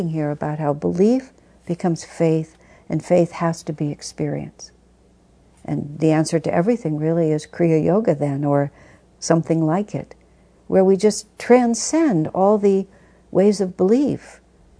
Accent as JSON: {"language": "English", "country": "United States", "said": "I think of myself as an American"}